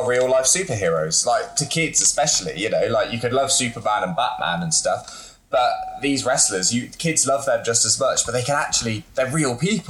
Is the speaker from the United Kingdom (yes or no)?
yes; England, United Kingdom; born or raised there